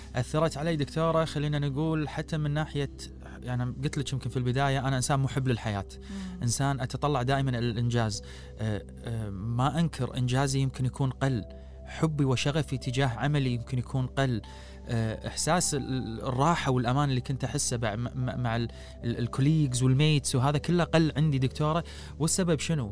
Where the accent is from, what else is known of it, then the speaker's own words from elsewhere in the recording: Kuwait; accent: Kuwaiti; انا قاعد قاعد اتحكى كويتي